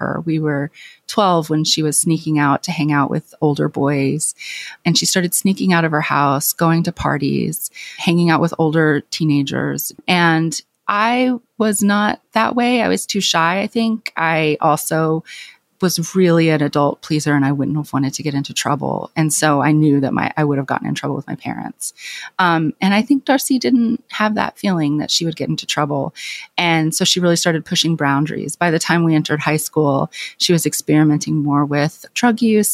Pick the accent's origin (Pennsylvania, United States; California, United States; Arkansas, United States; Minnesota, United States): Arkansas, United States; Clinton; moved away; my hometown